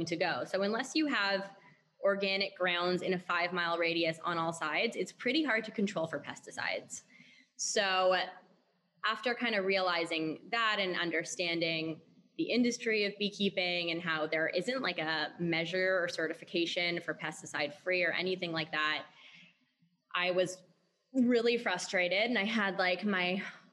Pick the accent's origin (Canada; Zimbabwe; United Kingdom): Canada; went to finish university in Canada where I'm from.